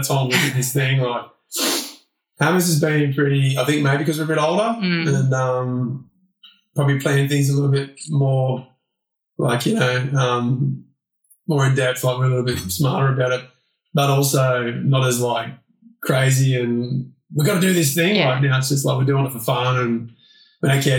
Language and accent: English; Australia; being Aussie boys